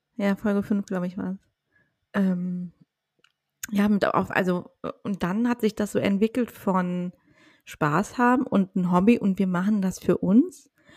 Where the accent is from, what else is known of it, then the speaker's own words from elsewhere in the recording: Mecklenburg-Vorpommern, Germany; aus Mecklenburg-Vorpommern, meiner Heimat